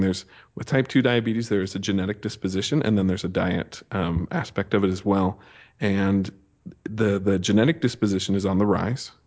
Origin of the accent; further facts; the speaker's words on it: Montana, United States; also born or lived in Las Vegas; now in Idaho Falls, United States; I grew up in Montana